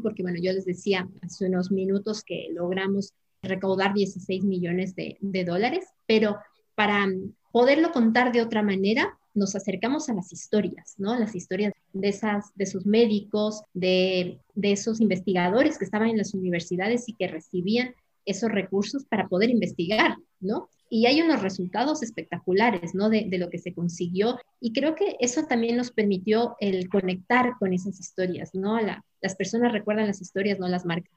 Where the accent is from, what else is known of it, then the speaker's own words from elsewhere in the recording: Ecuador; moved away as an adult; now in Madrid, Spain; yo soy ecuatoriana, que vivo ya más de 20 años aquí en España